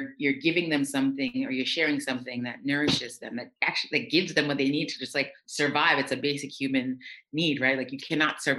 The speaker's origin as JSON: {"language": "English", "town": "New York City", "region": "New York", "country": "United States", "tie": "born or raised there", "also_born_or_lived": "Jamaica", "moved": "yes", "lives_now": "Paris, France", "said": "I'm from the States, but I was born in Jamaica. My family's Jamaican. I moved to the States when I was 4 years old, to New York City when I was 4 years old."}